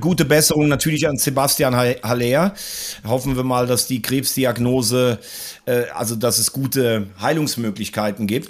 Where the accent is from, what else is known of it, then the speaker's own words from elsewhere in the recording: Andernach, Rhineland-Palatinate, Germany; aus Andernach, da wo ich herkomme